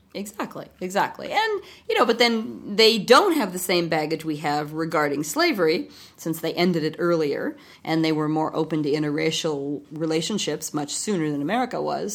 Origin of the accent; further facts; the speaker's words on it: United States; as an American